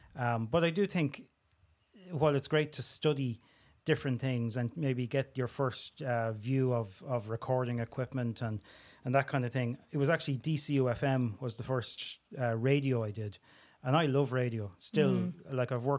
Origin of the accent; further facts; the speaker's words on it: Tallaght, County Dublin, Ireland; all my experiences growing up in Talla, the schools I went to.